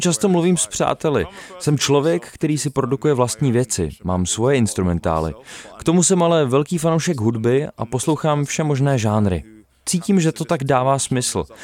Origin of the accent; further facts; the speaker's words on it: United Kingdom; jsem se narodil v Británii